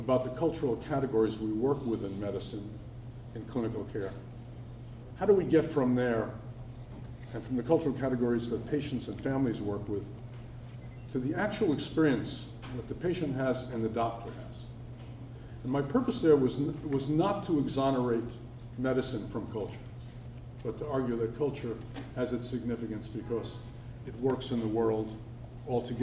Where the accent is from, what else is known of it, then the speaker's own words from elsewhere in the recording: New York, United States; moved away as an adult; now in Cambridge, United States; I'm a New Yorker, and I've been at Harvard for 37 years, but I've always regarded Cambridge as the most distant suburb of New York.